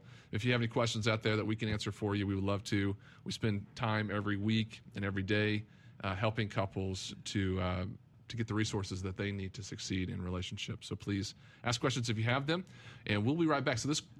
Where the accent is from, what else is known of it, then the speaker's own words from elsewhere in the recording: Vernon, Texas, United States; Vernon, Texas, which is exactly halfway between here and Amarillo. It's my hometown.